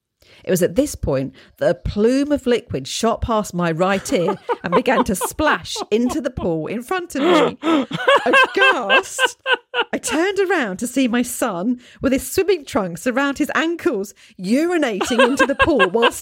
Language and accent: English; London, United Kingdom; now in Australia; Despite my drifterish tendencies and training from growing up in London, eyes down, hands in pockets, I enjoy this sense of community and can cope in most circumstances.